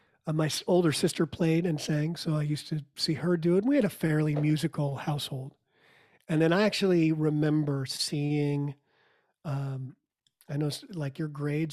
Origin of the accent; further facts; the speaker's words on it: New York, United States; I actually didn't grow up in Texas. I grew up outside of New York City and moved around a whole lot. My parents were from Texas or lived in Texas before I was born.